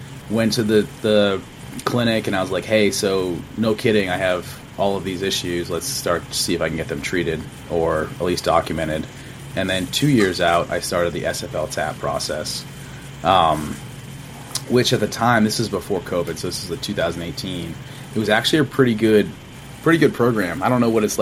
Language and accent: English; Massachusetts, United States; moved away as an adult; I'm from Massachusetts originally